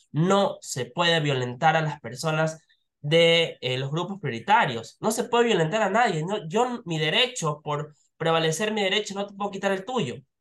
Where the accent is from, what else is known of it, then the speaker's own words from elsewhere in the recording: Ecuador; nosotros como ecuatorianos